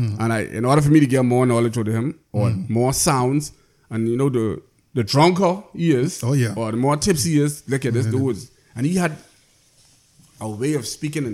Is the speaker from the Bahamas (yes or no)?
yes; Inagua, Bahamas; I grew up in Inagua